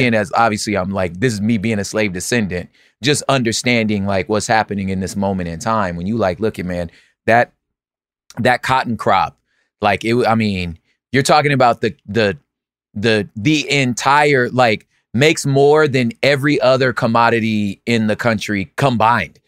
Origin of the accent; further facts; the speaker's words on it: California, United States; I'm a Californian